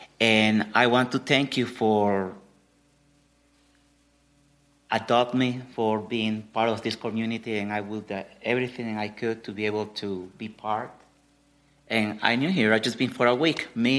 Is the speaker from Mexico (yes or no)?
yes; Mexico; now in United States; I'm from Mexico, but this accent that I have is for 11 years being in South Florida. So if you think I'm Cuban, I know. When I go to Mexico, immigration stop me.